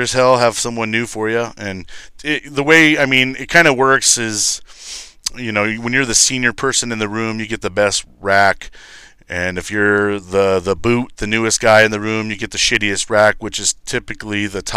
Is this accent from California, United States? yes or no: yes; Lancaster, California, United States; moved away as an adult; Lancaster, California